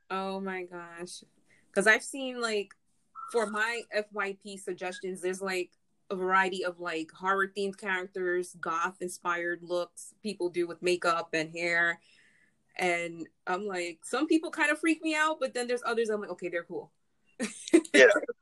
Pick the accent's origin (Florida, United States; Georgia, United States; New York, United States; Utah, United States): New York, United States; New York City; We're from the same city.